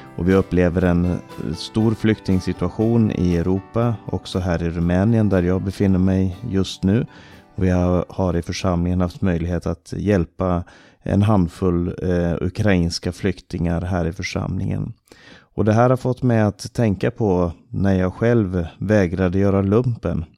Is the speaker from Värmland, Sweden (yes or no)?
no; Stockholm, Stockholm County, Sweden; now in Romania; Jag växte upp i Maranataförsamlingen i Stockholm